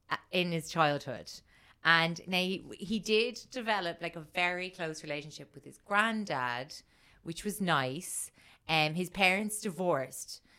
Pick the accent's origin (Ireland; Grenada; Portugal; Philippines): Ireland; I'm Irish